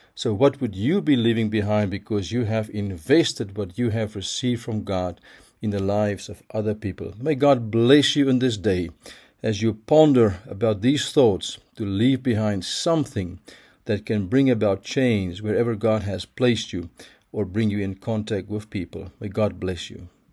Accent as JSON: {"language": "English", "town": "Pretoria", "region": "Gauteng", "country": "South Africa", "tie": "born or raised there", "said": "my hometown, Pretoria"}